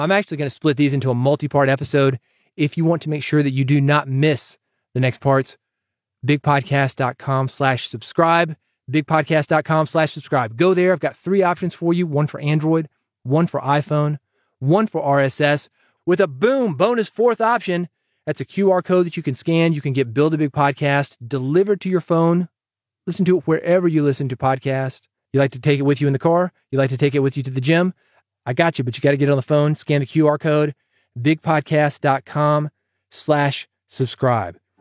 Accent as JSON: {"language": "English", "region": "the South", "country": "United States", "accent": "twangy", "said": "I'm a Southerner"}